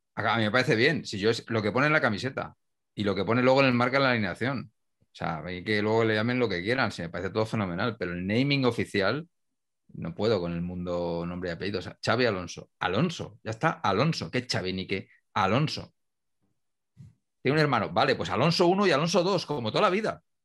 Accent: Humanes de Madrid, Community of Madrid, Spain; Coque, restaurante de mi pueblo, de Humanes

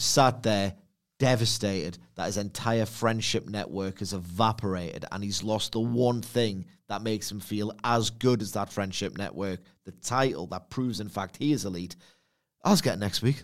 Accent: United Kingdom; I'm British

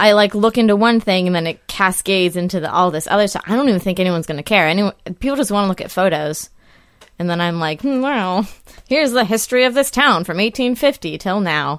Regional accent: Northern California, United States; born or raised there; moved away as an adult; now in New York, United States

